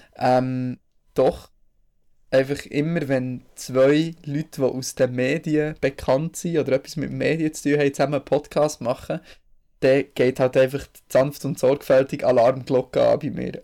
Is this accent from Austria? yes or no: no; Bern, Switzerland; als Berner